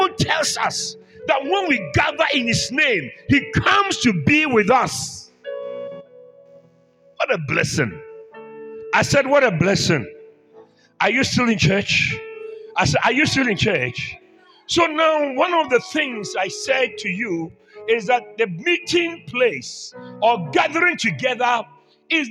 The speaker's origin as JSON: {"language": "English", "country": "Ghana", "said": "I'm from Ghana"}